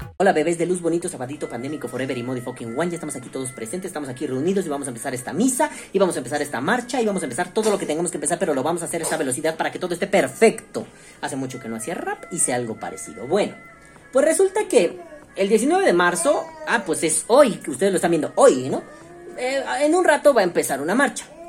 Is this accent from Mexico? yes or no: yes; Mexico; como ciudadano mexicano